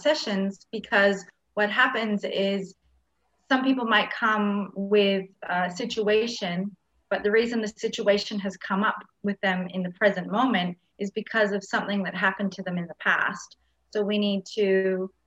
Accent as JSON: {"language": "English", "country": "Canada", "moved": "as an adult", "lives_now": "Australia", "said": "I'm from another country. I'm from Canada, and I moved to Australia when I was 19"}